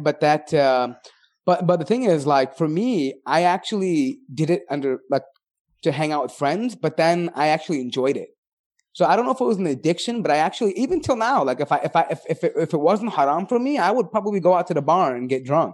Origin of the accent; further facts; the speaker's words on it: Chicago, Illinois, United States; being born and bred in America, like, especially for some of us that were living in Chi-, places like Chicago